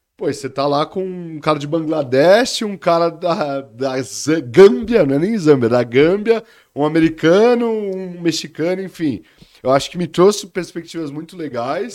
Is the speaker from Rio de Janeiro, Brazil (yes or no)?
no; São Paulo, Brazil; moved away as an adult; also born or lived in Belo Horizonte / United States; eu sou de São Paulo, capital, crescido na Zona Leste, no Tatuapé